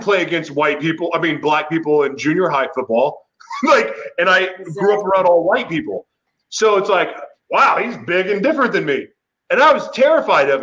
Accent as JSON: {"language": "English", "region": "Oklahoma", "country": "United States", "tie": "born or raised there", "said": "I grew up in Oklahoma, went to high school"}